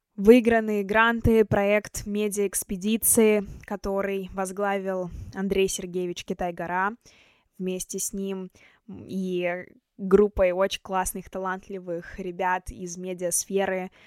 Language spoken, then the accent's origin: Russian; Chelyabinsk, Chelyabinsk Oblast, Russia; born or raised there; moved away as an adult; now in Moscow, Russia